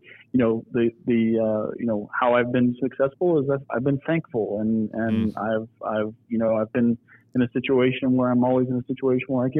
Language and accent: English; Niles, Ohio, United States; I grew up in Niles, Ohio, which is kind of right in between Youngstown and Warren